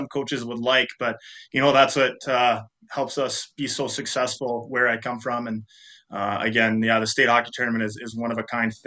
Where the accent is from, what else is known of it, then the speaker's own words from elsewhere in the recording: Hermantown, Minnesota, United States; moved away as an adult; also born or lived in Steinbach, Manitoba / Winnipeg; I grew up in Hermantown, Minnesota, was able to play for Hermantown High School